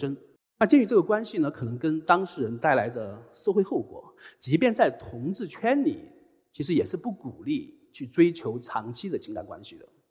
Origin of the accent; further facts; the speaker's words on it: Chongqing, China; moved away; 那我是重庆人